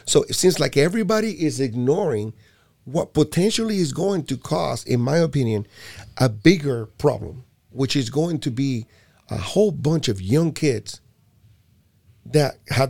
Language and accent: English; Puerto Rico; I'm from Puerto Rico, so what the heck? if I'm from Puerto Rico, I could even vote, you know.